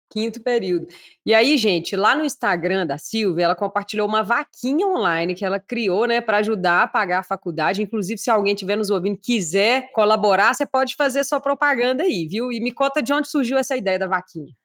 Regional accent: Minas Gerais, Brazil; Eu, como uma boa mineira

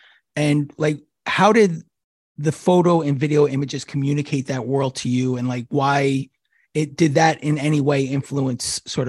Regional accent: Peekskill, New York, United States; growing up in Peekskill, New York, which is, you know, kind of close to New York, but it's still like, it might've been, might as well have been 100 million miles away.

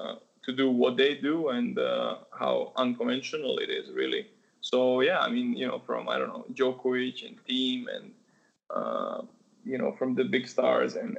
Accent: Novi Sad, Vojvodina, Serbia; Monica Seles is from my hometown

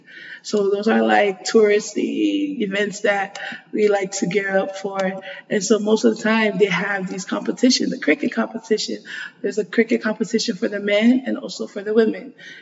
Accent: American Samoa; So I'm from American Samoa. It's a tiny island in the South Pacific.

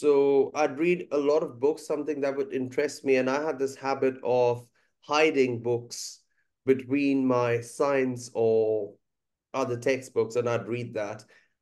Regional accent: India; first language Bengali; English is a second language; moved away; growing up in India is a bit different because you are generally surrounded by a lot of your family members

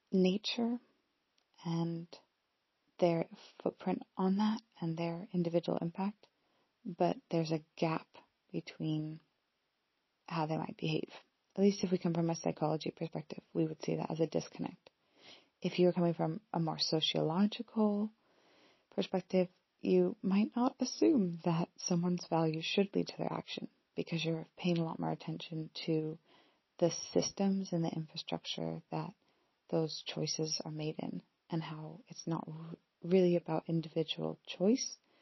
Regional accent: Pacific Northwest, Washington, United States; moved away as an adult; also born or lived in Scotland; now in United Kingdom; I'm from the Pacific Northwest in the US

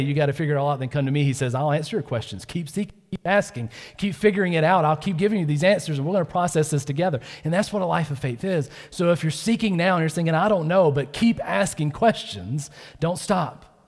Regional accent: Georgia, United States; I was born in Georgia

